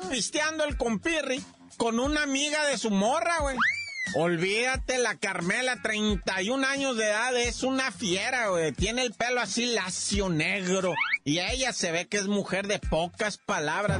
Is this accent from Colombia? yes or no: no; Mexico; Somos mexicanos.